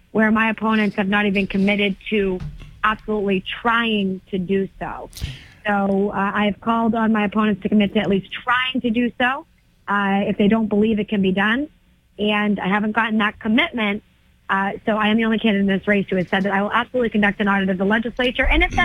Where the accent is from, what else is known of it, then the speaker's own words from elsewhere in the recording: Methuen, Massachusetts, United States; also born or lived in Lawrence, Massachusetts; I come from a working class family. I grew up in Methuen. I grew up in Lawrence. I was raised by a single mom.